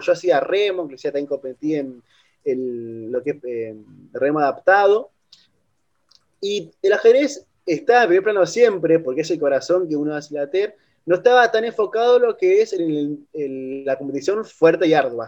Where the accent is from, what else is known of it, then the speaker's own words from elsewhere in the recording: Argentina; siempre soy de Argentina